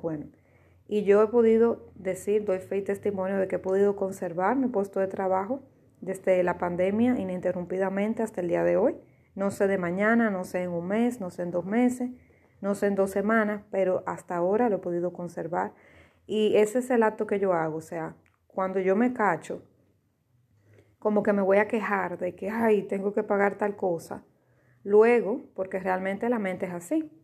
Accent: Dominican Republic; yo soy dominicana

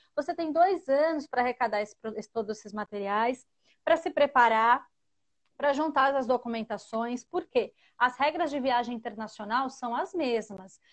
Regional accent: Santo André, São Paulo, Brazil; eu sou da capital, sou de São Paulo, Santo André, sou de Santo André, São Paulo.

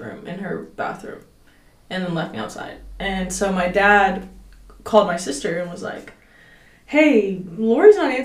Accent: Cedar Hill, Texas, United States; also born or lived in Oak Cliff, Dallas; I'm from Cedar Hill, Oak Cliff, because I stayed a lot in Oak Cliff

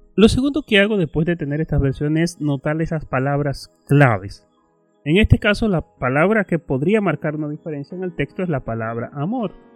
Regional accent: Dominican Republic; nosotros como dominicanos

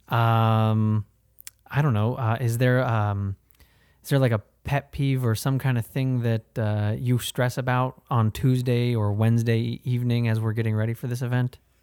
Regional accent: Ohio, United States; now in Florida, United States; we're both from Ohio

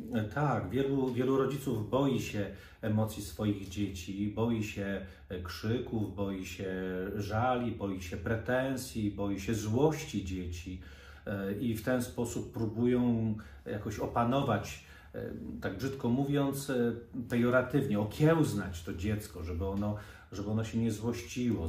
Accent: Poland; Ja wychowałem się nad Wisłą

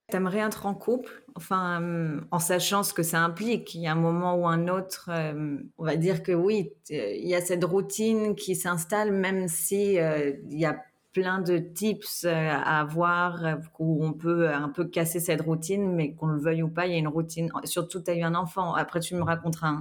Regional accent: France; j'ai grandi en France, pas en Suisse

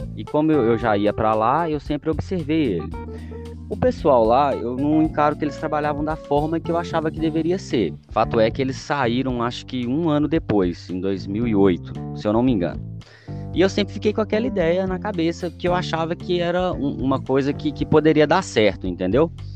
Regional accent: Belo Horizonte, Minas Gerais, Brazil; eu nasci aqui em BH. A, a minha infância, a minha infância mesmo, foi, foi, foi com muita dificuldade

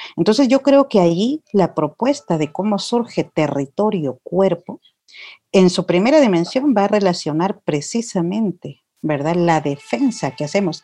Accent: Guatemala; soy de Ishimuleu, soy de este territorio ancestral

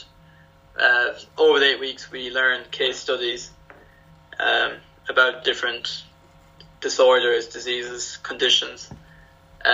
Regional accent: west of Ireland, Ireland; moved away as an adult; now in Eindhoven, Netherlands; I'm from the west of Ireland

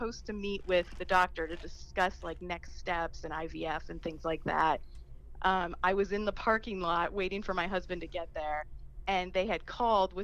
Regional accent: Erie, Pennsylvania, United States; moved away as an adult; also born or lived in Cleveland, Ohio / Washington, D.C. / Bethesda, Maryland; now in Pittsburgh, United States; I'm from Erie. I grew up in Erie. I went to McDowell.

